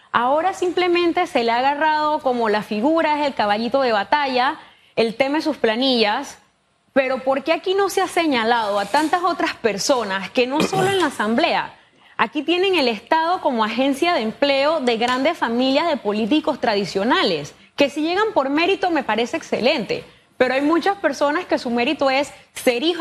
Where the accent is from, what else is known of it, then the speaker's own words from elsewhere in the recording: Panama; como ciudadana, como panameña, hay temas que a mí me siguen haciendo ruido.